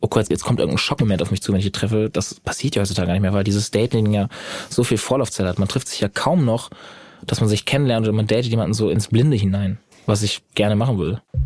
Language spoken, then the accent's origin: German; Schleswig-Holstein, Germany; also born or lived in Bad Oldesloe; Also ich komme nicht aus Bad Oldesloe, ich bin ja nur geboren, aber ich komme natürlich aus Schleswig-Holstein allgemein.